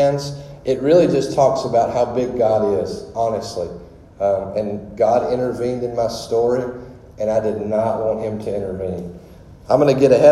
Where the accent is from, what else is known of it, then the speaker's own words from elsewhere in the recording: Louisiana, United States; I am from Louisiana. Of course, you can tell this boy ain't from the North.